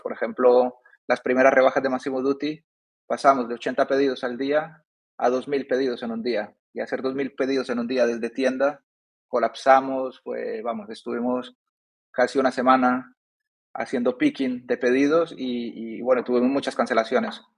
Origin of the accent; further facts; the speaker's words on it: Seville, Andalusia, Spain; moved away as an adult; also born or lived in Medellín, Colombia / Germany / Madrid / France; now in Dubai, United Arab Emirates; Yo nací en Colombia, en Medellín. Mi madre de, de, Colombia. De pequeño me fui a España, a Sevilla, al sur.